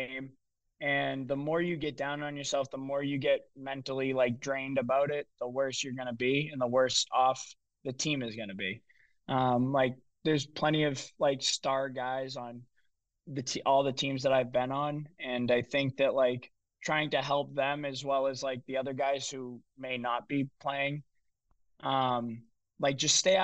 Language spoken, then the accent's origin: English; Lowell, Massachusetts, United States; He played in Lowell, where my hometown is.